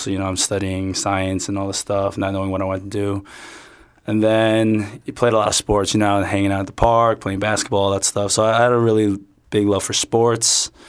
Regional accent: New York City, New York, United States; Born and raised in Queens. Well, technically born in the city, but born and raised in Queens. And my parents are Chinese, the immigrants. And I hung out in Flushing as a young child

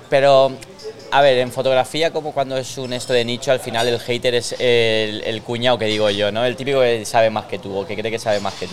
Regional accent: Elche, Valencian Community, Spain; Nací aquí en Elche

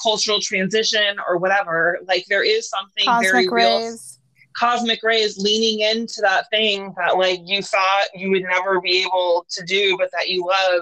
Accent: Northern California, United States; I'm like from Northern California, which is like right by Mount Shasta

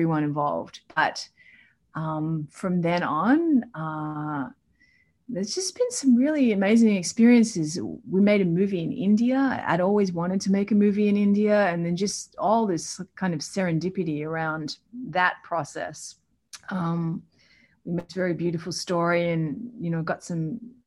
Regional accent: Melbourne, Victoria, Australia; I grew up in Melbourne with a single mom

